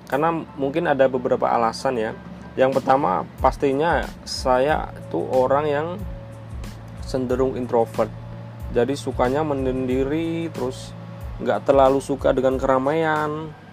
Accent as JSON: {"language": "Indonesian", "town": "Magelang", "region": "Central Java", "country": "Indonesia", "also_born_or_lived": "Jakarta", "accent": "medok", "moved": "yes", "said": "Saya orang Jawa, Magelang yang deket kalau kalian tahu Candi Borobudur pastinya tahu ya. Ya, mungkin rumah saya 15 menit lah dari Candi Borobudur. Maklum kalau ngomongnya agak medok karena walaupun dulu pernah sebentar di Jakarta"}